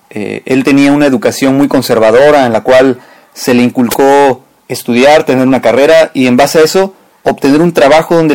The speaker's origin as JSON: {"language": "Spanish", "country": "Mexico", "said": "nosotros como mexicanos"}